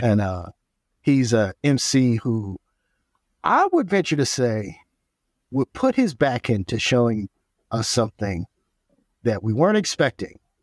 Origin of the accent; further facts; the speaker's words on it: Oakland, California, United States; I'm from Oakland, California